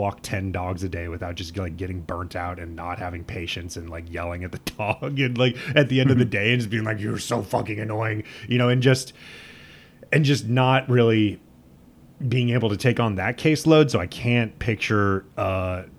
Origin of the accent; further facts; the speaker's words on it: Midwest, United States; I'm from the Midwest